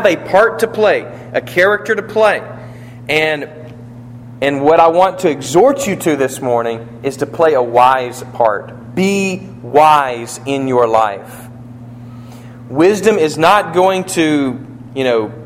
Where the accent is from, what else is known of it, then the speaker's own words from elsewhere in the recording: United States; I'm an American too.